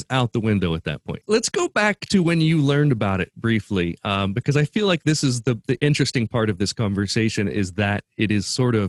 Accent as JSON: {"language": "English", "region": "Midwest", "country": "United States", "said": "As a Midwesterner"}